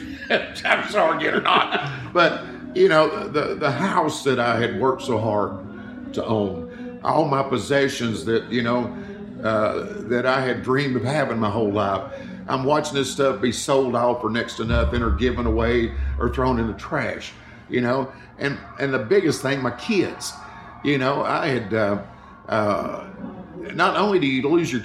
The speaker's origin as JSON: {"language": "English", "town": "Chattanooga", "region": "Tennessee", "country": "United States", "tie": "born or raised there", "said": "I bought this big house there in my hometown of Chattanooga"}